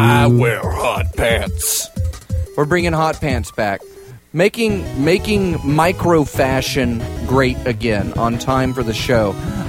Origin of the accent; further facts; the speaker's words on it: the South, United States; And I'm from the South.